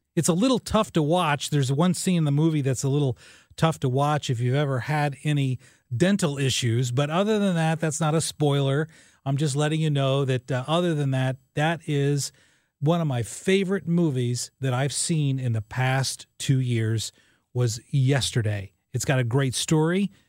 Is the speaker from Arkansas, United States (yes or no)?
no; Illinois, United States; moved away; I grew up in Illinois